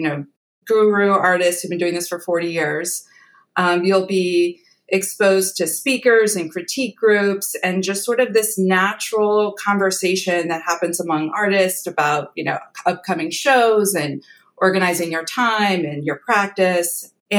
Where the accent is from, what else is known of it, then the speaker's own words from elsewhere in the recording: Washington, District of Columbia, United States; DC, my hometown